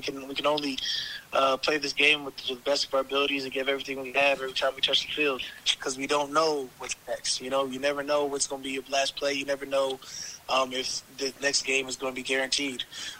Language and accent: English; Arizona, United States; also born or lived in Minnesota; now in New Orleans, United States; Technically, I was born in Minnesota, but I'm from Arizona.